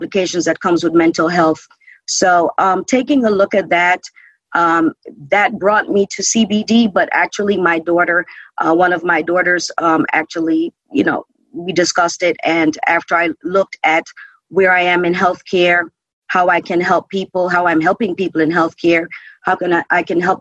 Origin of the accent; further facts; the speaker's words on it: Jamaica; now in United States; I'm originally from Jamaica, so I know firsthand from living in Jamaica